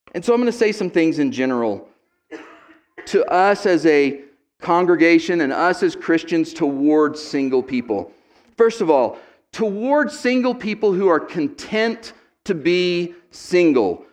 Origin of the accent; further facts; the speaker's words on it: United States; I'm an American second